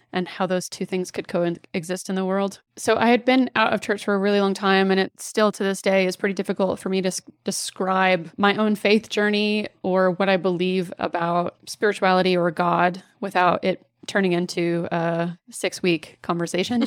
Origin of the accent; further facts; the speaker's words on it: Dallas, Texas, United States; I grew up in Dallas, sort of swimming in cultural Christianity